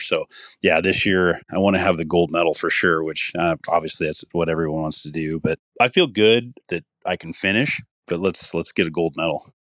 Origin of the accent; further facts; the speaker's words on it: Iowa, United States; moved away as an adult; also born or lived in Colorado; my home state of Iowa